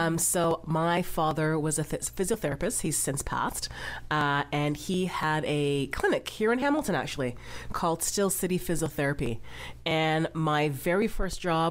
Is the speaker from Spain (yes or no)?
no; Ghana; moved away; I'm from Ghana, that's my background